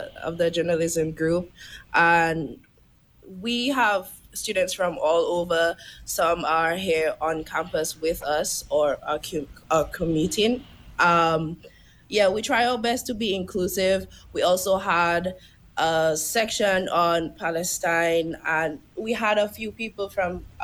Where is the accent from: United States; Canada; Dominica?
Dominica; Mero, Saint Joseph Parish; moved away as an adult; now in St. Croix, U.S. Virgin Islands; I am from Dominica, Nature Island.